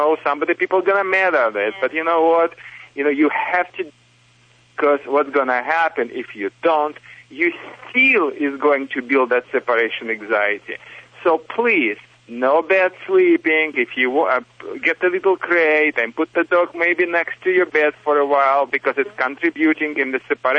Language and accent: English; Michigan, United States; accent: Michigan; English is a second language; also born or lived in Soviet Union; It's not a Russian accent, you know. It's a Michigan accent because I'm from Michigan, but originally from Soviet Union, of course, but not from Kazakhstan.